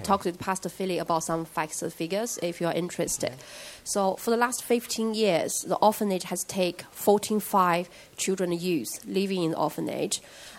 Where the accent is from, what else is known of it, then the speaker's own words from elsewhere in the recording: China; moved away as an adult; also born or lived in England; now in United Kingdom; I was born in mainland China, come to England 2006 to study my PhD, and currently working for University of Manchester as an international innovation manager.